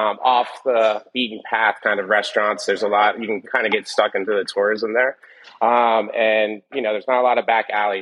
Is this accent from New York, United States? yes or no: yes; New York, United States; I was from New York